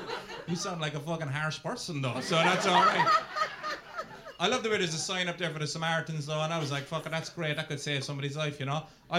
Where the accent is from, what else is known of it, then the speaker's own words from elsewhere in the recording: Ireland; being an Irishman